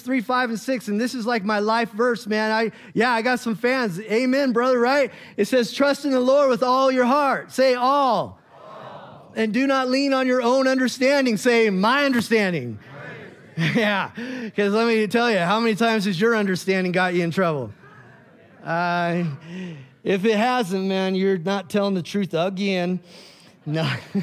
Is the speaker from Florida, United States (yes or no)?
no; Bend, Oregon, United States; moved away as an adult; I grew up in Bend, and we moved back out there